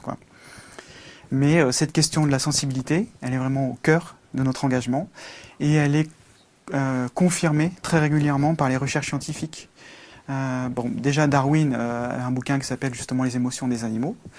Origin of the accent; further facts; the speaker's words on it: Velay, Haute-Loire, Auvergne-Rhône-Alpes, France; je suis euh, un campagnard. je suis né en Auvergne, ou puis en Velay, dans le 43.